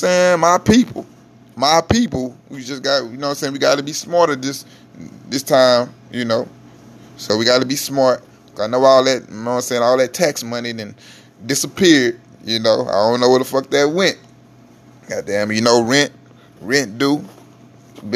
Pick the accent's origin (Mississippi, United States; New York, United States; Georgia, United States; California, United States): Mississippi, United States; now in Houston, United States; I'm originally from Mississippi